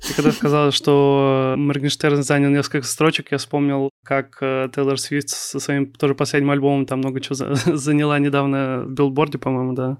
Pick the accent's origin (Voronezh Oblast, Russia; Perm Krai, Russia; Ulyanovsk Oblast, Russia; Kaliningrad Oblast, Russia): Kaliningrad Oblast, Russia; Kaliningrad; moved away as an adult; now in Saint Petersburg, Russia; Я сам из Калининграда, но я вот в конце сентября переехал в Питер